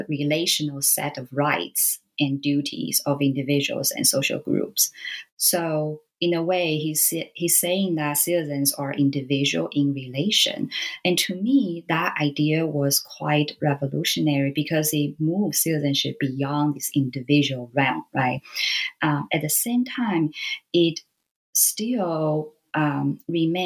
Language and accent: English; Taiwan; I grew up in Taiwan. And so, you know, being a Taiwanese